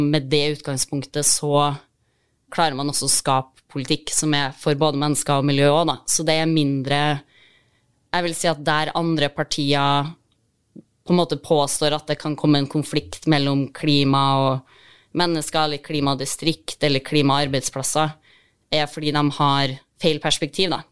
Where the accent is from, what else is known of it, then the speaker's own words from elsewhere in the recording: Trondheim, Trøndelag, Norway; jeg er fra Trondheim